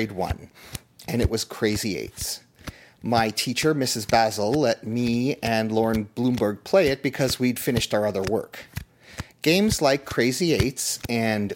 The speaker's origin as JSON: {"language": "English", "town": "Toronto", "region": "Ontario", "country": "Canada", "tie": "born or raised there", "said": "Growing up in Toronto in the 1970s"}